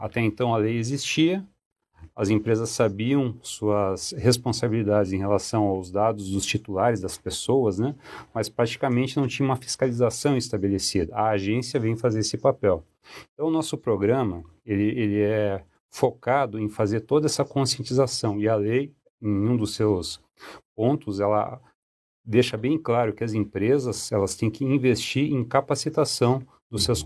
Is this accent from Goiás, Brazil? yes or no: no; Cascavel, Paraná, Brazil; moved away as an adult; now in Curitiba, Brazil; Eu sou paranaense, eu sou de Cascavel, mas já me considero curitibano porque eu moro basicamente há 28 anos aqui em Curitiba. Vim para cá para estudar